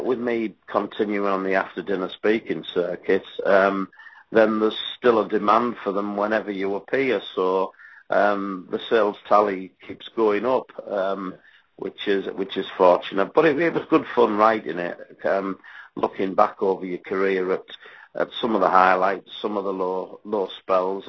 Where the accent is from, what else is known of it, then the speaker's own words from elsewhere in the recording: Middlesbrough, North East England, United Kingdom; my hometown team, Middlesbrough